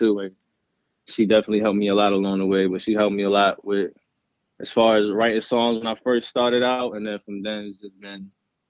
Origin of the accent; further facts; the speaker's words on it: Dumfries, Virginia, United States; also born or lived in Brooklyn, New York; I'm born in Brooklyn, New York. I grew up in Dumfries, Virginia.